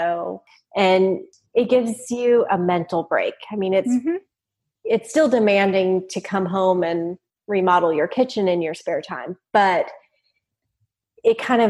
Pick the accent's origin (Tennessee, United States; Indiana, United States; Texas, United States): Texas, United States; South; I was raised in South Texas on 6 acres